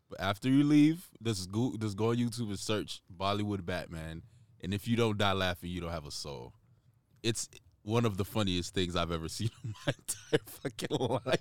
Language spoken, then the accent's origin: English; Jamaica; I'm Jamaican, so, uh, veganism is a big part of Rastafarianism.